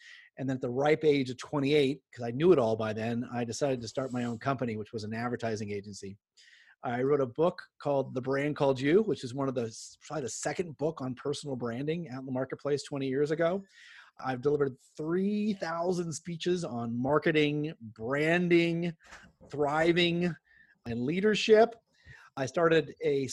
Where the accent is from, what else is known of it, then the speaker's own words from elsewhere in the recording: Southern California, United States; I grew up in here in Southern California.